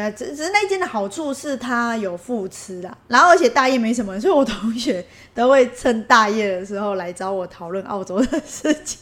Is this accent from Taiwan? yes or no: yes; Taiwan; 我是台湾来的